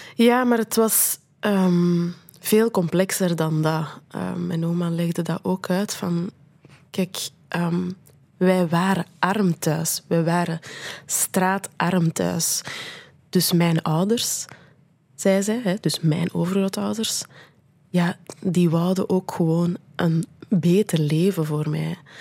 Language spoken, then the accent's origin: Dutch; Brussels, Brussels-Capital Region, Belgium; moved away; ik ben geboren in Brussel en, en, eh, en voor een stuk opgegroeid